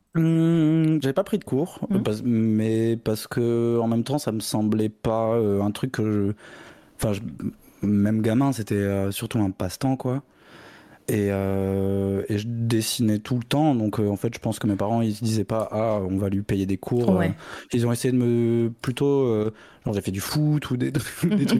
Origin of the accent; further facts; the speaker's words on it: Bordeaux, Nouvelle-Aquitaine, France; je viens de Bordeaux